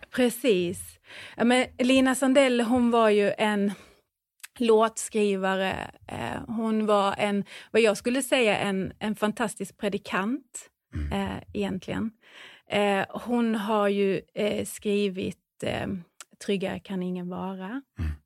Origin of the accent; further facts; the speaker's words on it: Säteröd, Skåne, Sweden; Säteröd. Precis, där har jag bott hela min uppväxt